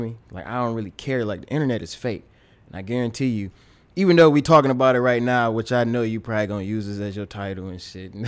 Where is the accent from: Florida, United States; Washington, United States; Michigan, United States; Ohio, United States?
Michigan, United States; Pontiac; My dad was an engineer in my hometown of Pontiac, Michigan